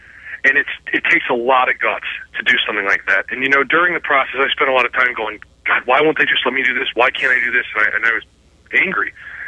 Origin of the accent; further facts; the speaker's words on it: Cleveland, Ohio, United States; I was a kid from Cleveland, Ohio